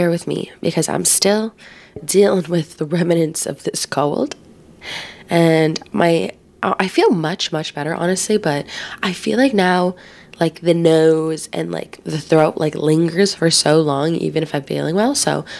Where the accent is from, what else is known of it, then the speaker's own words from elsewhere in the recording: Philippines; day, especially being Filipino, because I feel like family is like such a huge thing